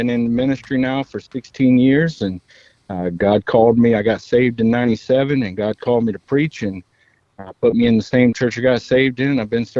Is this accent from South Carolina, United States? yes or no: yes; Knightsville, South Carolina, United States; now in Ridgeville, United States; I live in Ridgeville, but I come from Knightsville, South Carolina.